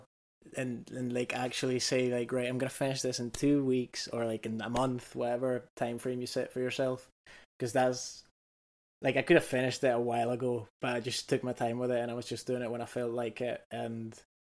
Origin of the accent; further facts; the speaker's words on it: Canary Islands, Spain; now in Scotland; I'm from the Canaries